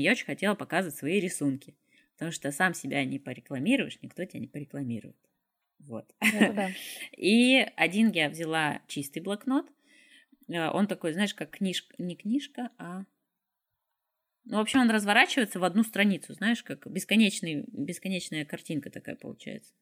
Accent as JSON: {"language": "Russian", "town": "Izhevsk", "region": "Udmurtia", "country": "Russia", "also_born_or_lived": "Moscow, Russia", "moved": "yes", "lives_now": "Grodno, Belarus", "said": "я из России, там в Ижевске"}